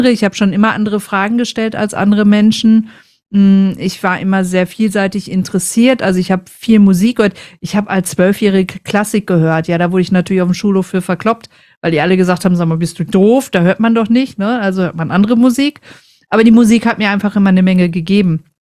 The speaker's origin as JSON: {"language": "German", "region": "North Rhine-Westphalia", "country": "Germany", "said": "ich komme, es hört man ein bisschen, ich komme aus dem Ruhrpott und da tragen wir das Herz einfach auf der Zunge."}